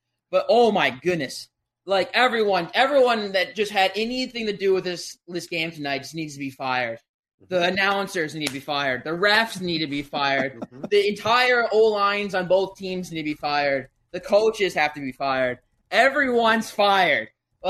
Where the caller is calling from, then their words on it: St. Louis Park, Minnesota, United States; St. Louis Park.